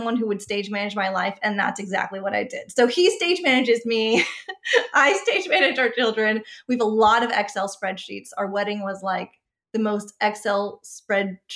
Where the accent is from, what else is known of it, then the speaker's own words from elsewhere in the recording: San Diego, California, United States; moved away as an adult; also born or lived in Los Angeles, California / New York; now in Texas, United States; I'm originally from San Diego, California